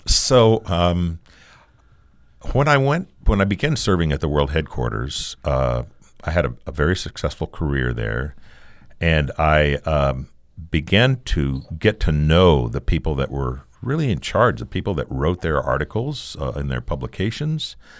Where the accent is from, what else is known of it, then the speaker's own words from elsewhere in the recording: Arizona, United States; moved away as an adult; also born or lived in Connecticut; I, I'm an Arizona boy.